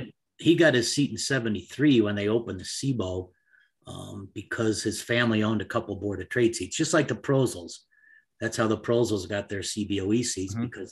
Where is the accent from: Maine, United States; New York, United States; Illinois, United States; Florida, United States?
Illinois, United States; Chicago; also born or lived in Arizona; I was born 71 years ago in Chicago. Grew up, my folks owned a tavern just east of Oak Park on like Little Italy now. Then we moved out to the north suburbs.